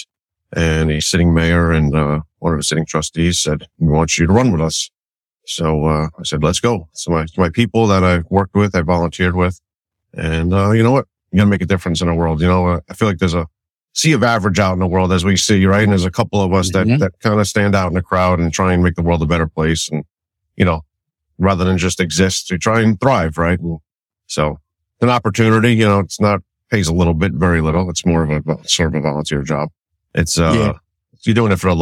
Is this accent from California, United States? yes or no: no; Malverne, New York, United States; I grew up in Malvern. I moved here when I was about 5 years old, and I've been here ever since